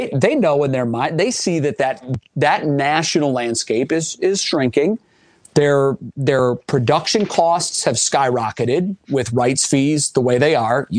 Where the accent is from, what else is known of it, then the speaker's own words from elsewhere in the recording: Cleveland, Ohio, United States; moved away as an adult; I wanted to come to my hometown